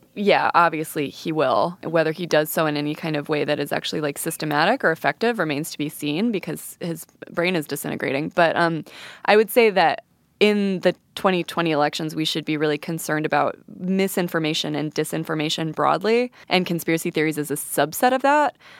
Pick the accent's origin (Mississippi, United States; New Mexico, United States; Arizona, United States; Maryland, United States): New Mexico, United States; Santa Fe; I'm from Santa Fe, which is a pretty, you know, left-leaning and sometimes kooky place.